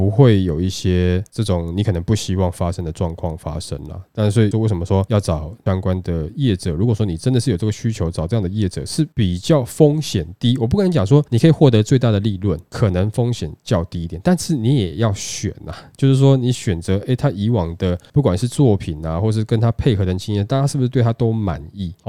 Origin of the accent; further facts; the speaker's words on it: Taiwan; 然后或者说对于我们台湾人对于这个房子的这个要求来讲，他们都是比较知道、比较了解的嘛。